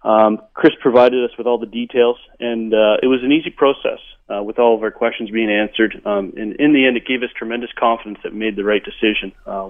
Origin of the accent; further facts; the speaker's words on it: Ontario, Canada; now in Vancouver, Canada; We came from Ontario. Housing in Ontario is considerably less than it is in Vancouver. So when we got here, we had different expectations.